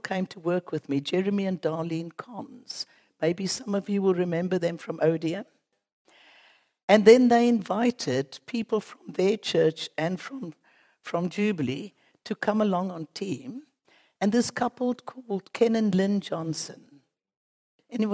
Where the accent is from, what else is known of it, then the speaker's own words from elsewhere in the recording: Cape Town, Western Cape, South Africa; moved away as an adult; by the accent, you know, we come from Cape Town